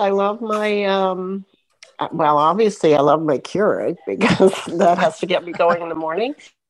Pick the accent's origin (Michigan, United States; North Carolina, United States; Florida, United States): Florida, United States; Oh, I'm from Florida.